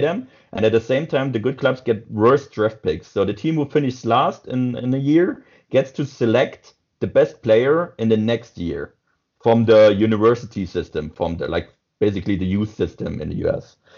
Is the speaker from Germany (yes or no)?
yes; southwest Germany, Germany; me as a guy from Southwest Germany